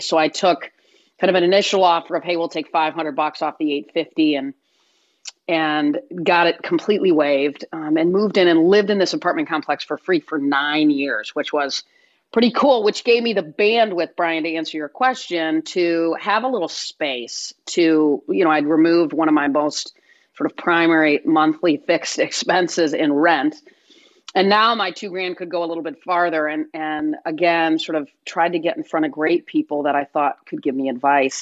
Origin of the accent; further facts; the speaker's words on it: Michigan, United States; Grew up in Michigan, went to Michigan State, played tennis there.